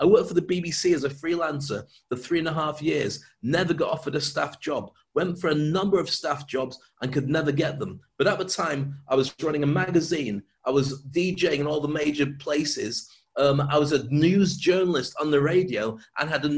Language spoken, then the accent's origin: English; United Kingdom; moved away as an adult; also born or lived in Dubai; I love being British. I'm proud to be British, but I can't live in this country anymore.